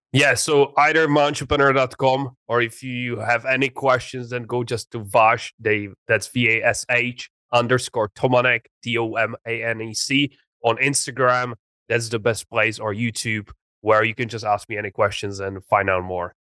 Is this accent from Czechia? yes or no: yes; Czechia; English is a second language; moved away as an adult; also born or lived in England; I grew up in a very small city uh, in the Czech Republic.